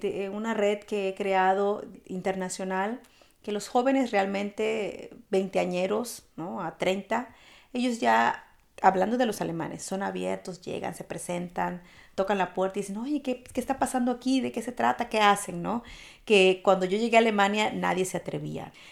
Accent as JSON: {"language": "Spanish", "country": "Mexico", "also_born_or_lived": "Spain", "moved": "as an adult", "lives_now": "Germany", "said": "Yo soy una mexicana orgullosa y yo siempre digo soy mexicana, aunque tengo la nacionalidad alemana"}